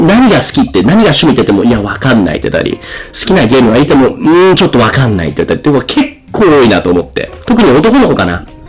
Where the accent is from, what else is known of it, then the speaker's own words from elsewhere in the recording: Japan; 日本の文化で生まれ育った僕たち